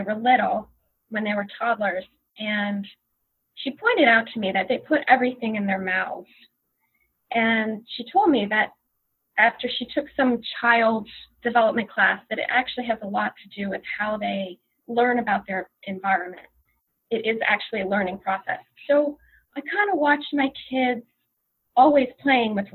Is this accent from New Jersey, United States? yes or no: yes; Long Branch, New Jersey, United States; I grew up in Long Branch, New Jersey, and there is a little lake there.